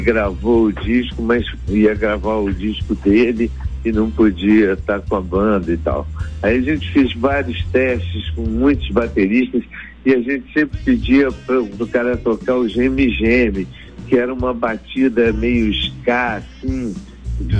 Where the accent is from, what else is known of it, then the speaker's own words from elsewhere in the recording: Rio de Janeiro, Brazil; Eu cresci aqui no Rio de Janeiro, na praia, a gente cresceu na praia